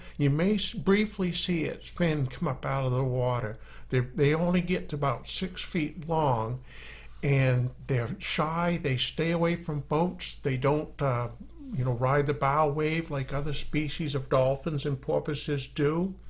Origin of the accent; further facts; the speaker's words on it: Maine, United States; accent: Maine; my Maine accent